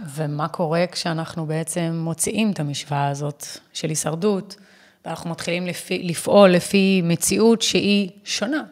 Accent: Israel; אני ישראלית. זה סמליות למציאות שלי שאני חיה בארץ ישראל וזו המדינה שלי

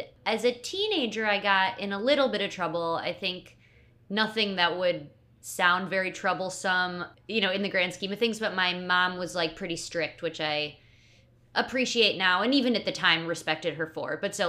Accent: Huntington Woods, Michigan, United States; also born or lived in Paris; I am from the suburbs of Detroit, Michigan. It's a little suburb called Huntington Woods.

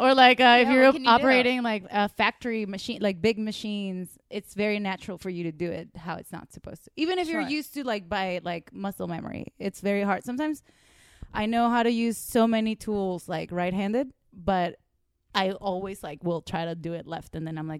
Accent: Venezuela; moved away; I grew up in Venezuela.

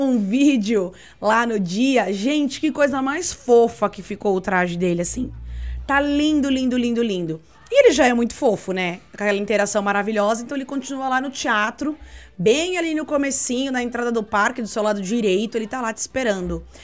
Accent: Brazil; a gente é brasileiro

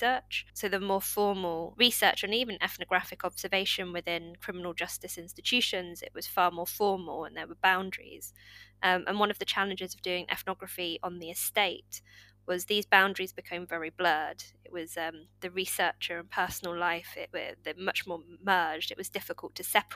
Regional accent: Corby, East Midlands, United Kingdom; my hometown Corby

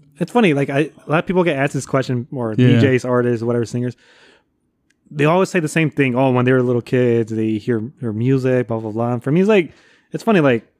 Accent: Cicero, Illinois, United States; also born or lived in Chicago; Oh, so I grew up. So I was born in Chicago, right? But I grew up in Cicero.

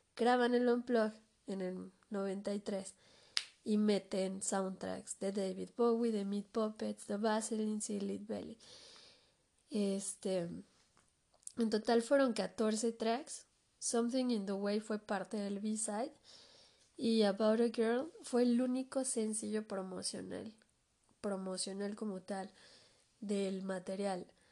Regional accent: Mexico; aquí en mi país

